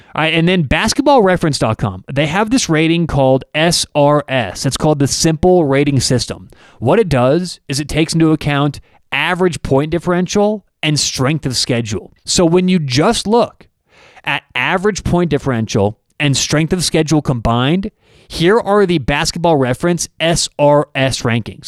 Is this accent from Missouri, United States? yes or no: no; Denver, Colorado, United States; I'm from Denver